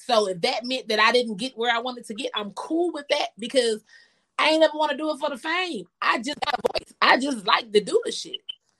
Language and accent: English; Georgia, United States; I'm originally from Georgia.